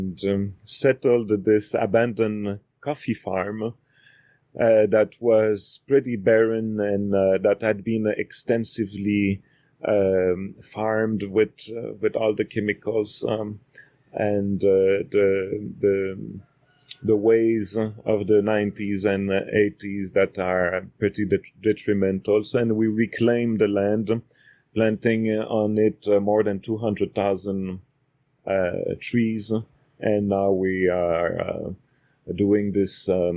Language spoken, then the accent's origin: English; Quebec City, Quebec, Canada; moved away as an adult; now in Guatemala; I was born in Quebec City from two linguist professors.